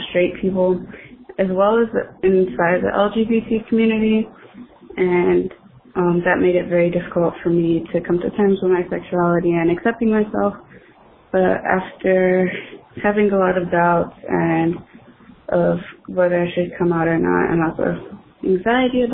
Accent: Los Angeles, California, United States; I am from Los Angeles, California

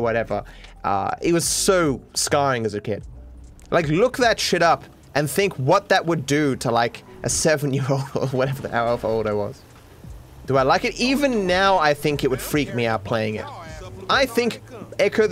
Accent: Australia; I'm the Australian guy doing Australian things

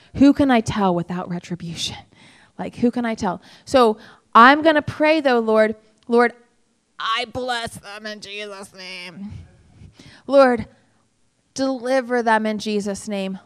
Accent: United States; I'm an American

